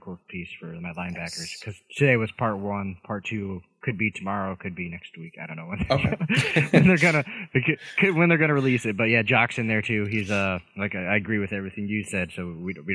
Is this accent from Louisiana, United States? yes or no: no; Indiana, United States; Indianapolis Colts, my home state. But I'm closer to Chicago